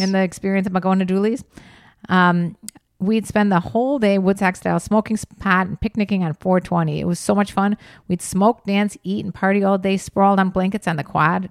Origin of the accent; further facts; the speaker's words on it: Chicago, Illinois, United States; I'm from Chicago area